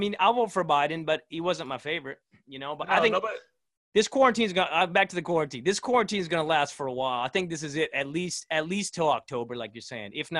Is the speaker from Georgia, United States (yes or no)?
yes; Georgia, United States; moved away; I am from Georgia